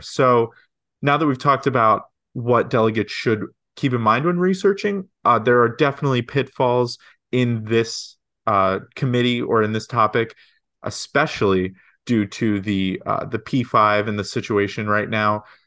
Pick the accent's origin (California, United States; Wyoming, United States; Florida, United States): Florida, United States; St. Petersburg; I'm also from Saint Petersburg